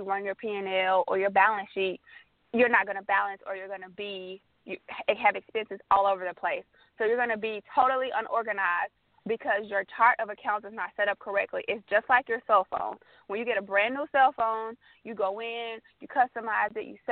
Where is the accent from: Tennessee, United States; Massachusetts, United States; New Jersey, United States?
Tennessee, United States; Memphis; moved away as an adult; now in Atlanta, United States; I'm originally from Memphis, Tennessee.